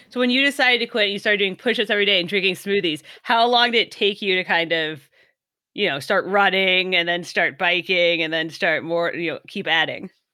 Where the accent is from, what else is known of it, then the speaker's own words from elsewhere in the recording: California, United States; I'm from California